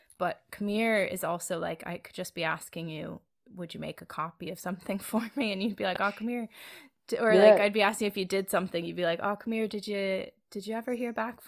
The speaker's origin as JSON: {"language": "English", "town": "Philadelphia", "region": "Pennsylvania", "country": "United States", "tie": "born or raised there", "said": "Very, very exclusively and specifically Philadelphia. As far as kind of my hometown, I don't think we have like our specific way of inflecting."}